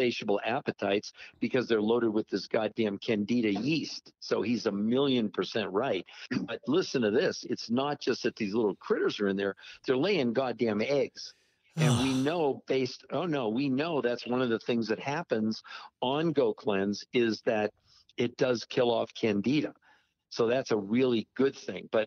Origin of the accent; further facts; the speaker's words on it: Maine, United States; I'm from Maine, don't you? I'm like 20 miles from Portland, where I was.